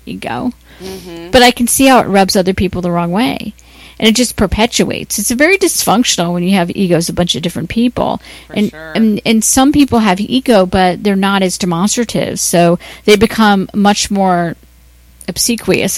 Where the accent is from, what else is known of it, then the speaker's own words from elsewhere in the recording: Ohio, United States; now in Los Angeles, United States; I'm from Ohio